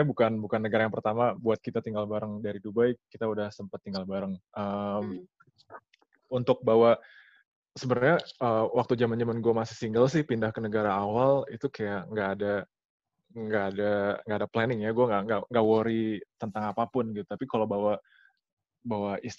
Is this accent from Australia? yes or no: no; Kuwait; Tapi tapi gue walaupun gue besar besar di Kuwait, gue selalu selalu kangen sama Indonesia sih.